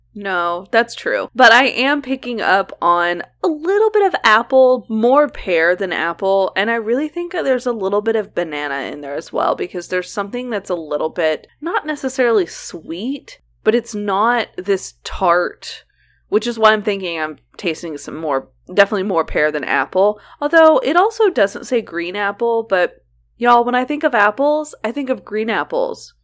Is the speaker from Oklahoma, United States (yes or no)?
yes; Oklahoma, United States; we grew up in Oklahoma